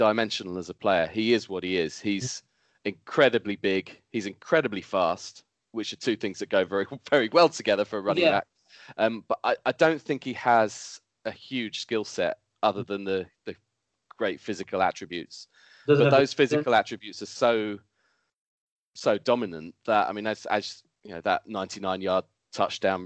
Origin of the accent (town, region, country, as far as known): United Kingdom